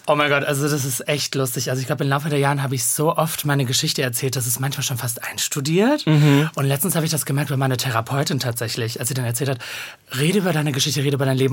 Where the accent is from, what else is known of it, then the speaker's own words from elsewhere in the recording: Bochum, North Rhine-Westphalia, Germany; also born or lived in Cologne / Diyarbakır, Turkey (family origin); now in Berlin, Germany; ich komme ja gebürtig aus Bochum